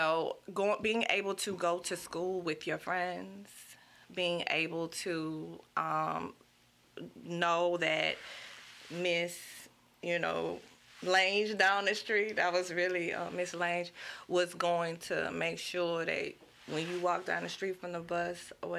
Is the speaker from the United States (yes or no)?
yes; Baton Rouge, Louisiana, United States; Man, especially South Baton Rouge was a great place.